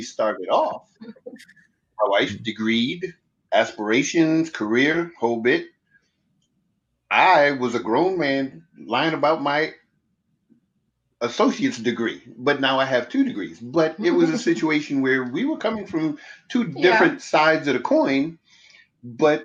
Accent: New York City, New York, United States; I'm from the Bronx, so I can pick up on accents

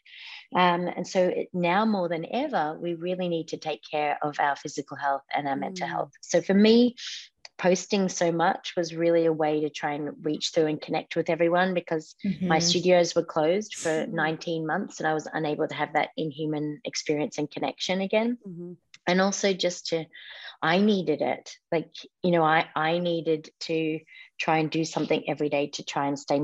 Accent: Melbourne, Victoria, Australia; also born or lived in Palm Springs; now in Los Angeles, United States; I grew up in Melbourne, Australia

